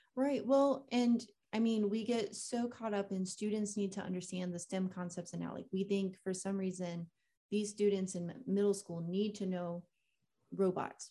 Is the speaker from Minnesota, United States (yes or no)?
no; Kissimmee, Florida, United States; I grew up in Florida, um, in Kissimmee